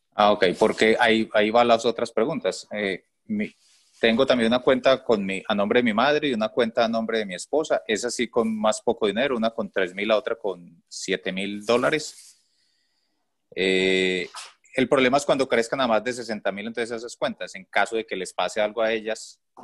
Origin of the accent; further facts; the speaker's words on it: Colombia; moved away as an adult; now in Toronto, Canada; soy colombiano, pero estoy viviendo en este momento en Canadá. Hace un año vivimos en Canadá, nos vinimos como refugiados.